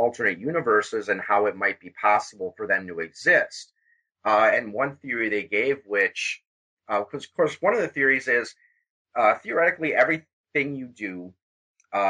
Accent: Wisconsin, United States; instead of being born in Wisconsin

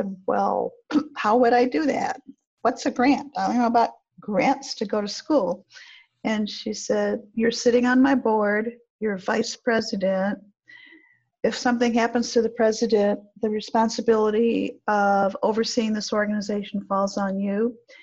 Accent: Flint, Michigan, United States; I'm from Flint, Michigan

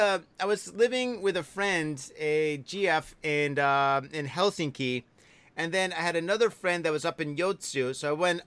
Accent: Detroit, Michigan, United States; moved away; I'm from Detroit. I'm from Michigan.

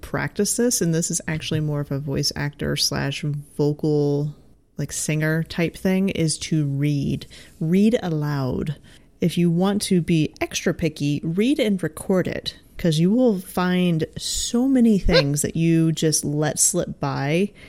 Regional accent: Midwest, United States; I think both you and I have a slight advantage with the fact that we're from the Midwest.

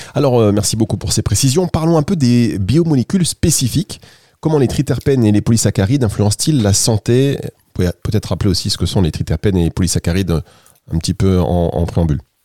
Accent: the North, Hauts-de-France, France; accent: ch'ti; Moi, je suis du Nord, donc tout ce qui est CH, c'est ch'ti

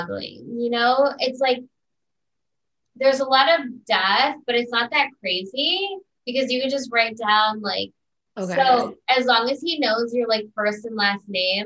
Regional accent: Highland, Indiana, United States; I'm from Highland, Indiana. I'm from 15 minutes away from there, born and raised

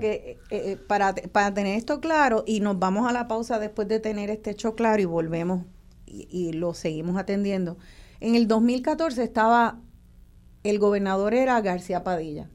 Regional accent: Puerto Rico; nuestra mentalidad como puertorriqueños

